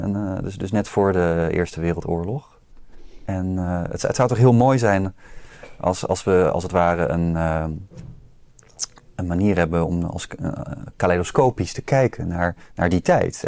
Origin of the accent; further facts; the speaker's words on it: Rotterdam, South Holland, Netherlands; ik als Rotterdammer moet zeggen dat ik natuurlijk uit een arbeidersmilieu kom